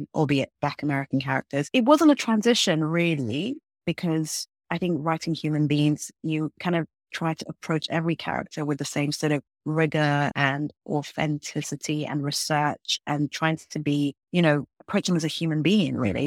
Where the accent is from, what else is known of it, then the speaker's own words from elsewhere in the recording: London, United Kingdom; moved away as an adult; now in United States; I grew up in London. I was born in London.